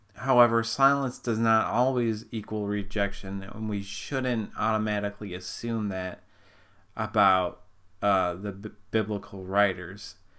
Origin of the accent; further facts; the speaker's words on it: Minnesota, United States; I'm not from Canada, I'm from Minnesota